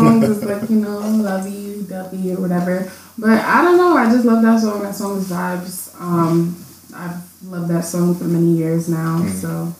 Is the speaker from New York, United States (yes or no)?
yes; New York City, New York, United States; moved away as an adult; now in Buffalo, United States; I was born in the Bronx, New York, born and raised. I came to Buffalo, you know, for college in 2014. And I'm half Jamaican and half American.